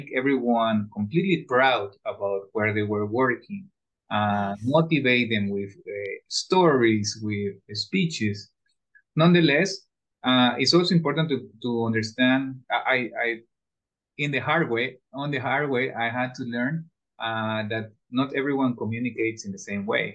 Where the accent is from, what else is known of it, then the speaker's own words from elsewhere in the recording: Ecuador; I studied in a German school all my life in Ecuador. I come from Ecuador